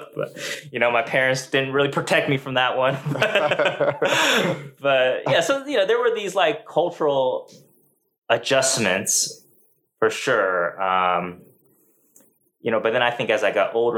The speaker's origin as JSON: {"language": "English", "area": "Washington", "region": "Maryland", "country": "United States", "tie": "born or raised there", "also_born_or_lived": "Shanghai, China / Chicago", "moved": "as an adult", "lives_now": "Oklahoma, United States", "said": "I grew up primarily in the East Coast. Yeah, we pretty much lived in Washington, D.C. suburbs, Maryland, for the most part"}